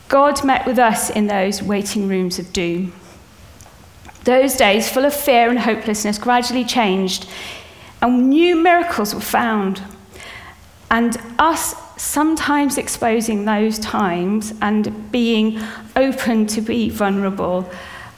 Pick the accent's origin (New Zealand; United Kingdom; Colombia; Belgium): United Kingdom; being British people